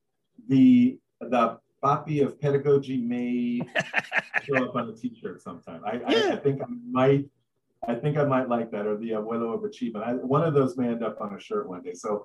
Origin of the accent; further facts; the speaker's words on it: New York City, New York, United States; now in San Antonio, United States; I grew up in Brooklyn